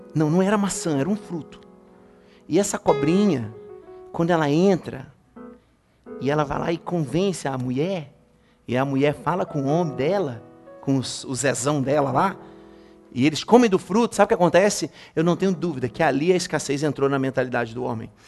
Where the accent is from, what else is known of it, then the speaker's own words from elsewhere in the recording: Brazil; Nós que nascemos no Brasil, a gente cresceu com isso